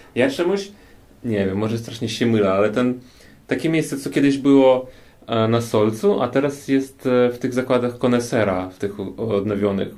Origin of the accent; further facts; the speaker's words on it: Kyiv, Ukraine; Polish is a second language; now in Warsaw, Poland; jestem z Ukrainy i jestem z Kijowa, ze stolicy